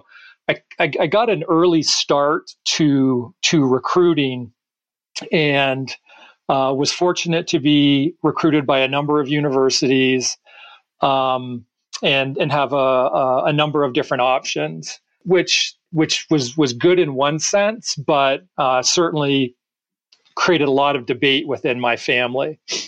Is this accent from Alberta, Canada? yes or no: no; Toronto, Ontario, Canada; So, you are right that when I was growing up in Toronto, the best hockey players took what I would call the fast path to professional hockey